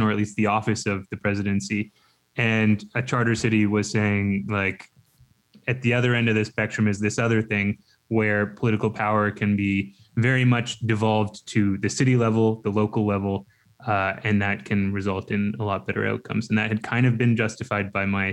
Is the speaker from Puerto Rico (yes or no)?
no; Canada; I'm from Canada